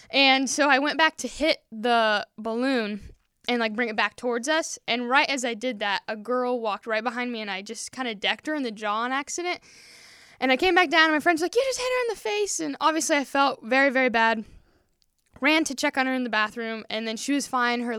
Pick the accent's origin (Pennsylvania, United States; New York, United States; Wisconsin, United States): Wisconsin, United States; born there; also born or lived in Peru; but yeah, so lived in Peru. I was born in Wisconsin, so we're huge Wisconsin sports